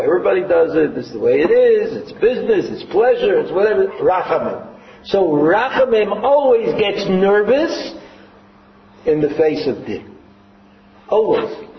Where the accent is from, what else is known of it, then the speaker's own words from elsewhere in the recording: New York City, New York, United States; I'm from Brooklyn